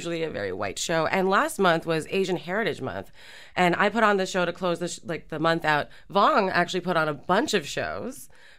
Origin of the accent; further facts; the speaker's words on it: Montreal, Quebec, Canada; I was born in Montreal, so, like, you know. But I speak Bengali, but yes. Born in Montreal.